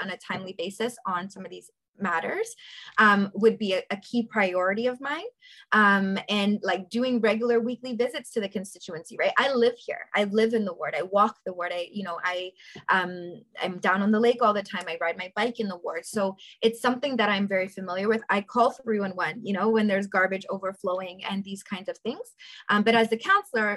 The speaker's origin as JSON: {"language": "English", "town": "Toronto", "region": "Ontario", "country": "Canada", "tie": "born or raised there", "said": "I grew up in South Etobicoke, born and raised"}